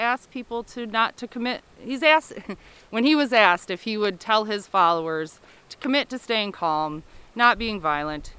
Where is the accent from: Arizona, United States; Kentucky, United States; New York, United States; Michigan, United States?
Michigan, United States; Kalamazoo; moved away as an adult; now in Hersey, United States; my hometown